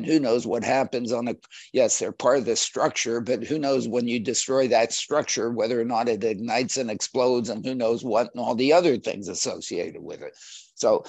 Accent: Pittsburgh, Pennsylvania, United States; I grew up in around Pittsburgh

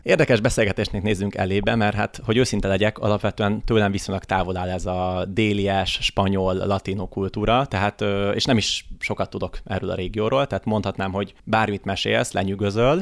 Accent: Hungary; magyar vagyok

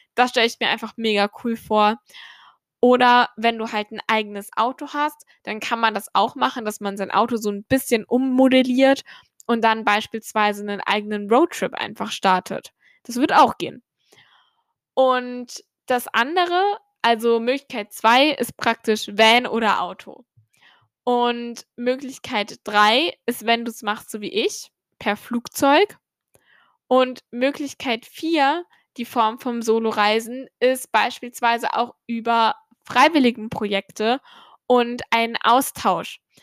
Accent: Germany; wie ich aufgewachsen bin in Deutschland

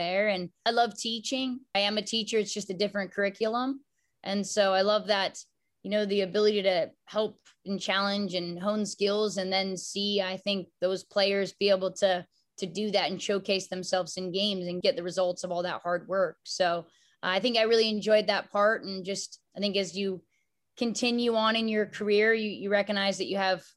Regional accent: Palm Springs, California, United States; I came from a small town. I was from Palm Springs, California

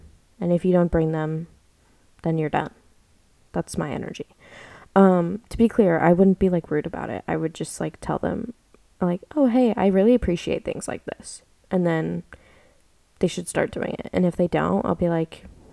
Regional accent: United States; moved away as an adult; now in Australia; I'm an American girl

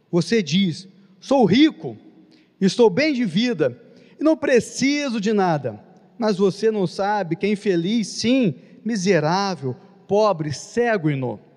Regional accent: Nova Friburgo, Rio de Janeiro, Brazil; now in Rio de Janeiro, Brazil; Vim de Nova Friburgo, aqui na Serra, no estado do Rio de Janeiro.

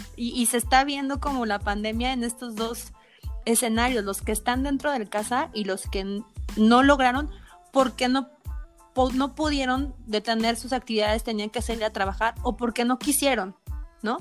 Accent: Mexico; como mexicanos

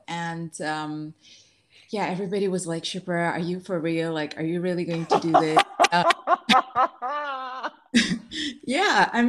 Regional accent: Dubai, United Arab Emirates; Also, growing up in Dubai, you don't come across those very much in general.

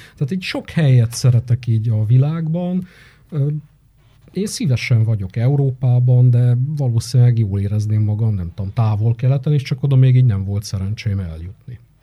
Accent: Arad, Arad County, Romania; moved away as an adult; now in Cluj-Napoca, Romania; én nem tagadtam meg soha az aradiságomat, fontosnak gondolom, és ezt a milliót is, amiben így, így én felnőttem

